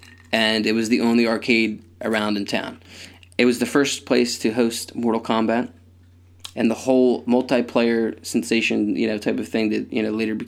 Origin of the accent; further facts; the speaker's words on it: Conshohocken, Pennsylvania, United States; The fact that we're both from Country Hocken, we can't say words that that's strange.